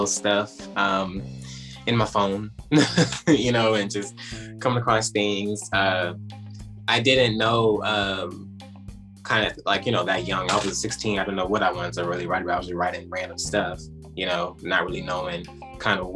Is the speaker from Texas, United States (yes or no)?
yes; Houston, Texas, United States; accent: twang; I am from Houston, Texas